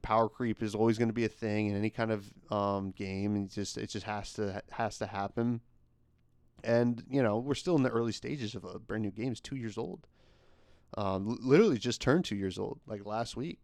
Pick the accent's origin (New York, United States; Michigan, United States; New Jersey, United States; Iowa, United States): New Jersey, United States; I'm from Jersey